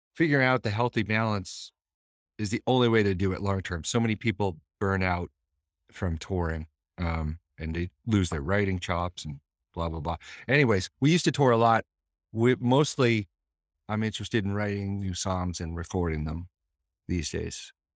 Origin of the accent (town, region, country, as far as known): Boston, Massachusetts, United States